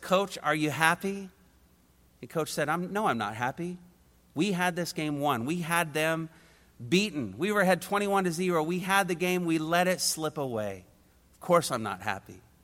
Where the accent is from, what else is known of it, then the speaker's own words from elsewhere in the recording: Indiana, United States; I was a kid from Indiana